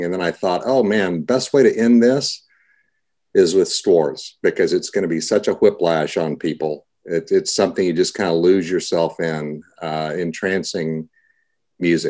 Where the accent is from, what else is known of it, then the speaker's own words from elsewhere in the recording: Austin, Texas, United States; moved away as an adult; now in Seattle, United States; that's always going to be my hometown